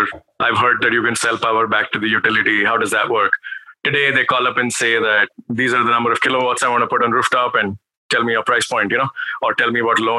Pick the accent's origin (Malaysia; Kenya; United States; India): India; Delhi; moved away as an adult; also born or lived in Canada / United Kingdom; I grew up in Delhi in the 90s and early 2000s